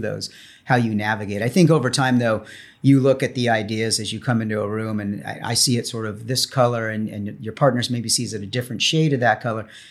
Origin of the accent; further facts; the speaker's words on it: Los Angeles, California, United States; fourth generation Angelino